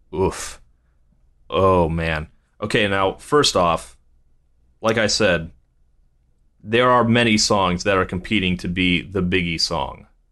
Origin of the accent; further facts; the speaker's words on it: Virginia Beach, Virginia, United States; also born or lived in West Coast (born); now in California, United States; a Virginia Beach kid